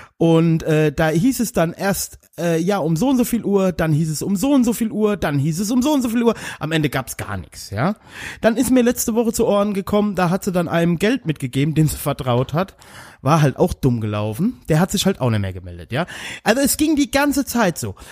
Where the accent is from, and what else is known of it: Mainz, Rhineland-Palatinate, Germany